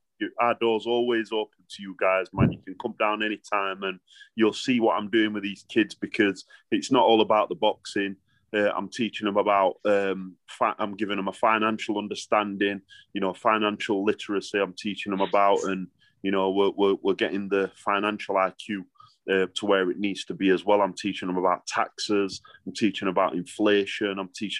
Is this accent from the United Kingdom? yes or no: yes; Sheffield, Yorkshire and the Humber, United Kingdom; I'm from Sheffield